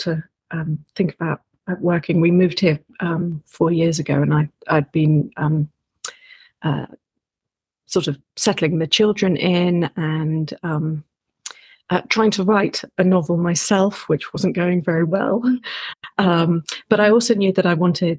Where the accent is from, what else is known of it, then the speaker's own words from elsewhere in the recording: London, United Kingdom; moved away as an adult; also born or lived in New York / Amsterdam; now in New Zealand; I'm British, and I was born and grew up in London